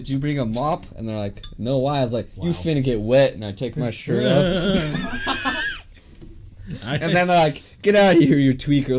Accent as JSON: {"language": "English", "region": "Utah", "country": "United States", "said": "You think I'm married because I'm from Utah?"}